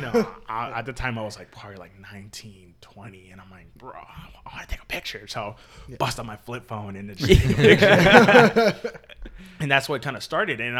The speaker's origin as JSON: {"language": "English", "town": "Solana Beach", "region": "California", "country": "United States", "tie": "born or raised there", "said": "I grew up in Solana Beach"}